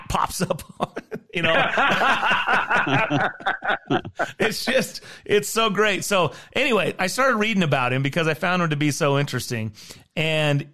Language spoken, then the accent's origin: English; Idaho, United States; I'm from Idaho